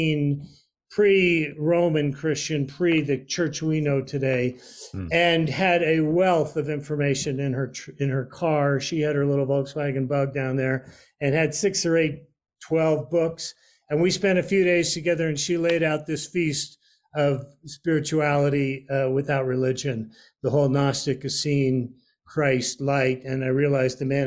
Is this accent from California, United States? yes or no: yes; San Francisco, California, United States; I was born in San Francisco and grew up in the San Francisco Bay Area in the 1960s.